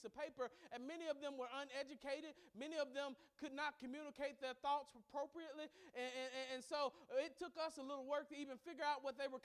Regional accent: Mississippi, United States; I grew up in Mississippi, which was a hotbed of segregation

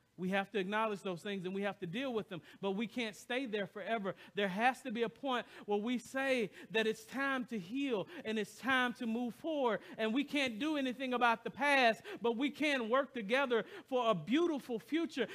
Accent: the South, United States; now in Royal Oak, United States; I came from the heart of the South.

